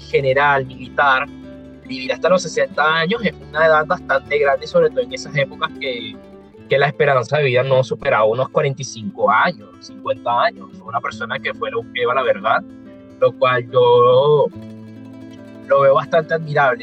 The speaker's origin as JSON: {"language": "Spanish", "country": "Venezuela", "said": "yo también como él soy venezolano"}